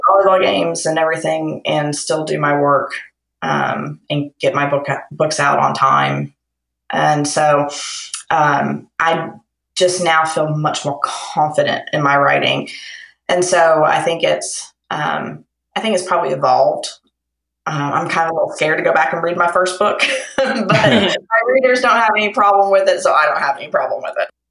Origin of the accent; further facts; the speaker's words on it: Lexington, Kentucky, United States; I'm from Kentucky in Lexington.